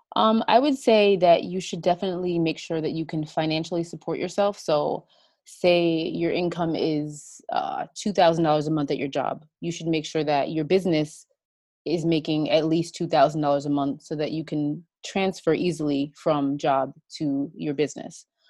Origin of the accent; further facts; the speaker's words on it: New York, United States; I'm from the United States, uh, in New York, and I live here with my two kids and my husband.